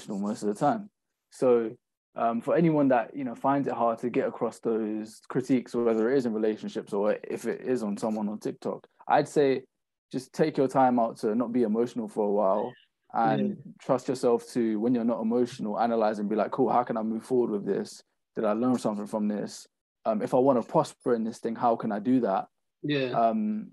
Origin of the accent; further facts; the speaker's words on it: London, United Kingdom; I'm from London